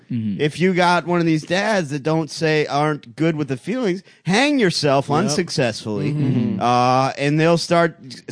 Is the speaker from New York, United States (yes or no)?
no; Cleveland, Ohio, United States; moved away; I'm from Cleveland